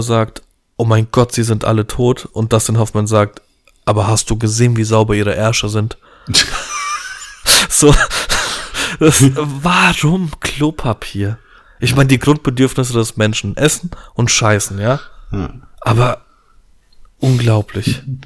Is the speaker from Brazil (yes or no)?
no; Poland; ich bin Pole, wir haben ein bisschen viel Familie